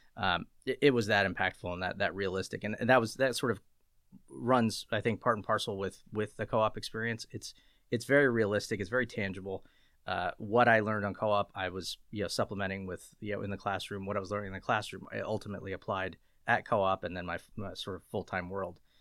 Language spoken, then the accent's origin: English; Lancaster, Pennsylvania, United States; I grew up in Lancaster, P A, Lancaster, Lebanon, kind of the, the central P A area